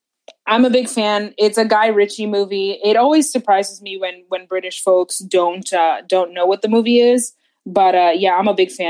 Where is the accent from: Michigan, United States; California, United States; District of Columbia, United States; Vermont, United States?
District of Columbia, United States; Washington